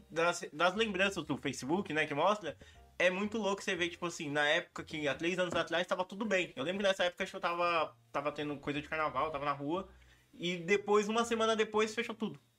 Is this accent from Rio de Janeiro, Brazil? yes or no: no; São Bernardo do Campo, São Paulo, Brazil; Nasci, nasci, fui criado em São Bernardo do Campo, morei 22 anos lá.